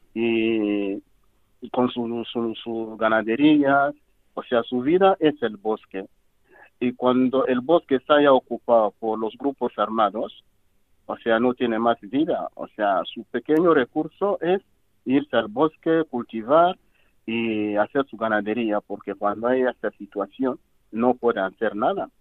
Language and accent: Spanish; DR Congo; Spanish is a second language; moved away as an adult; also born or lived in Cameroon / Equatorial Guinea; soy de la República Democrática del Congo